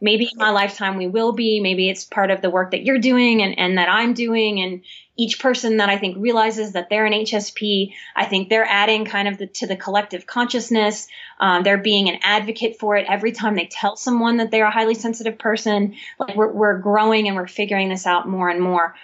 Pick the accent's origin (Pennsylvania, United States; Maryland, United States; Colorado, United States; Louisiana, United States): Louisiana, United States; New Orleans; I'm born and raised in New Orleans, I'm a Southern woman too